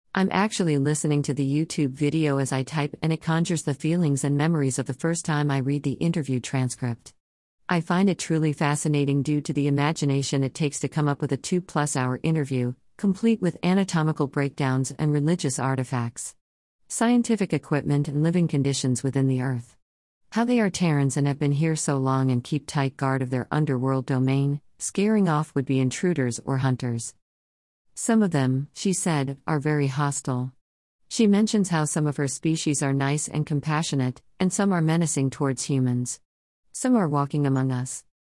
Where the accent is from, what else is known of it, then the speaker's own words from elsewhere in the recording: South Carolina, United States; I'm from South Carolina. The heart of it, actually, the hottest place on earth, allegedly, and growing up there